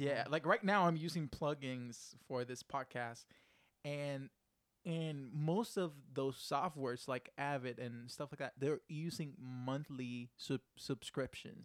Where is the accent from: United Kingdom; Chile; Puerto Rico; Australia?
Puerto Rico; first language Spanish; English is a second language; I'm from Puerto Rico.